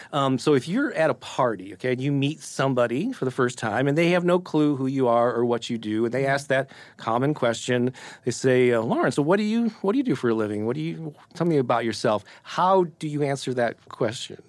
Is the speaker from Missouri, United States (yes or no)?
yes; St. Louis, Missouri, United States; I was born and raised in Saint Louis and grew up on Casey